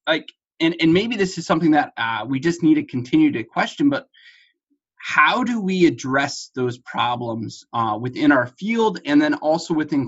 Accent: Detroit, Michigan, United States; I grew up in Detroit and right outside of the Detroit area.

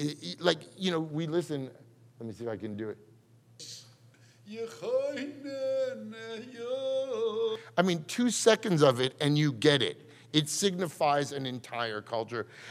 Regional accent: New York, United States; growing up in New York, I never grew up there either

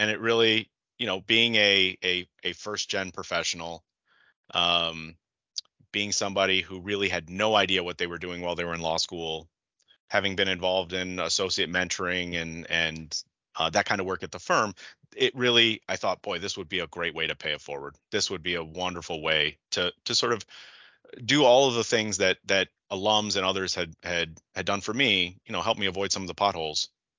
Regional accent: Detroit, Michigan, United States; So I grew up in Michigan, in the Metro Detroit area. And as you said, went to undergrad and law school here.

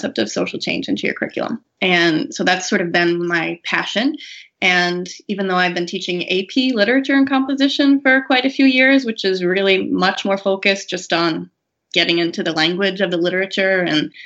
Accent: Massachusetts, United States; also born or lived in Colorado; I grew up in Massachusetts

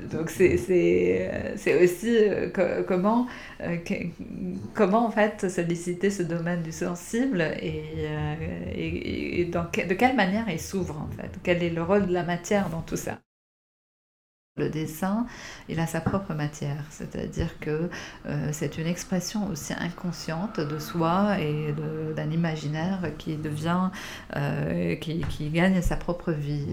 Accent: Beirut, Beirut Governorate, Lebanon; j'ai grandi à Beyrouth

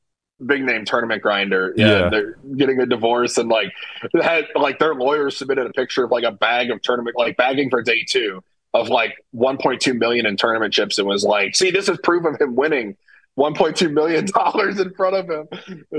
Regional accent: St. Louis, Missouri, United States; I'm from St. Louis.

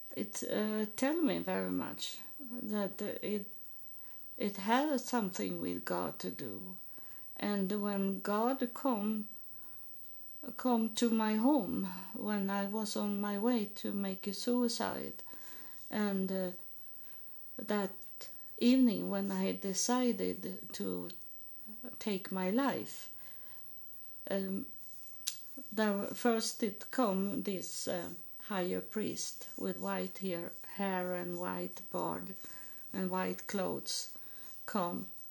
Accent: Sweden; English is a second language; moved away; I am from Sweden and I am a Lutheran

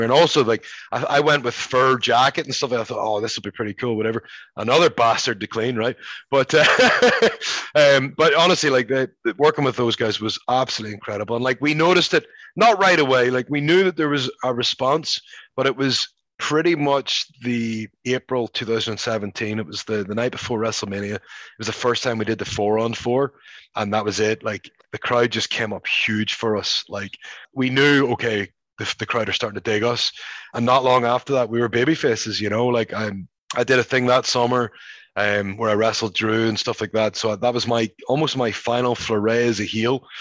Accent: Belfast, Northern Ireland, United Kingdom; moved away as an adult; also born or lived in Scotland; now in United States; growing up in Belfast

